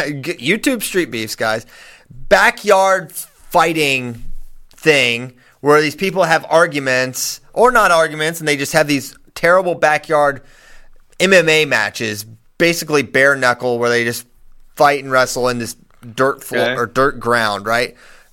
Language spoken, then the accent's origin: English; Virginia, United States; I wish you were from Virginia, Ben. You could be helping my home state.